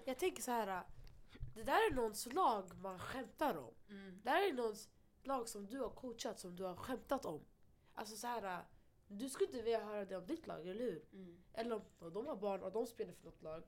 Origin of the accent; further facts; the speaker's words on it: Stockholm, Stockholm County, Sweden; Vi alla har växt upp här. Mm. Vi är härifrån, mm. all of us. Vi har, vi har tränat i Husbyhallen, alltså från när vi var små